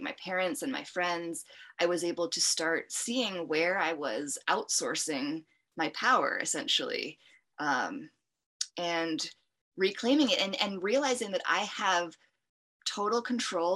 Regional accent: United States; as an American girl growing up

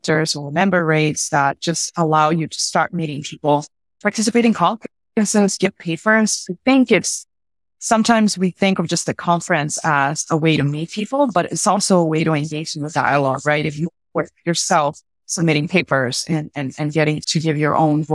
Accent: Puerto Rico; I'm from Puerto Rico

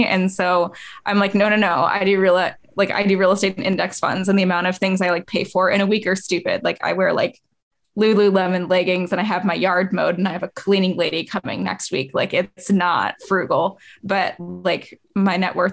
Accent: Indiana, United States; I'm from Indiana, I'm from like a small town

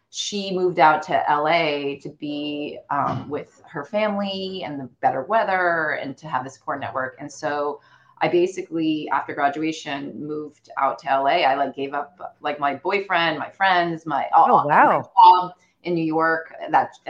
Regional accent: China; moved away; I think growing up, I'm I'm a, a Chinese immigrant. Like my parents are first gen immigrants

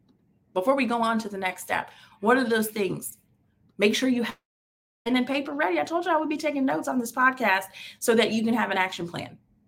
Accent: Tampa, Florida, United States; Oh, well, I'm in Tampa, born and raised in Tampa. I have lived in a few places. My career has taken me across the world.

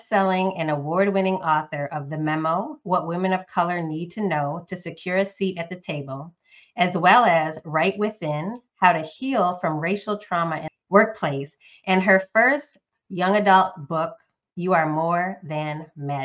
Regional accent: Northeast, United States; now in Southeast US; a current Southerner, Southeast US, but was born and raised in the Northeast

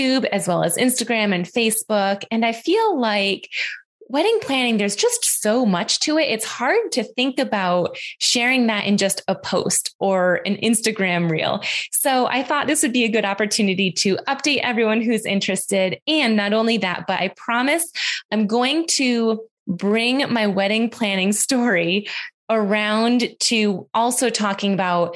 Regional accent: Western New York, United States; I grew up in Western New York on a farm.

